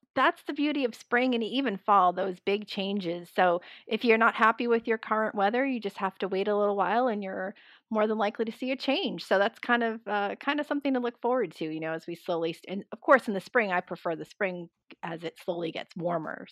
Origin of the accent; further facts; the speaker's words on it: just outside of Boston, Massachusetts, United States; moved away as an adult; now in Atlanta, United States; I grew up just outside of Boston